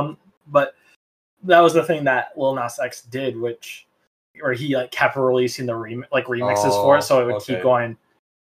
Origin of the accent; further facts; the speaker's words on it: Michigan, United States; also born or lived in Northern California; now in California, United States; I'm from Michigan. We swim in Lake Michigan in April, May